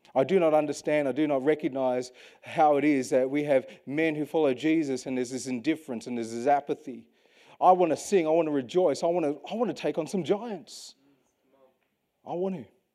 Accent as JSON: {"language": "English", "region": "Western Australia", "country": "Australia", "tie": "born or raised there", "said": "as an Australian, born and bred in Western Australia"}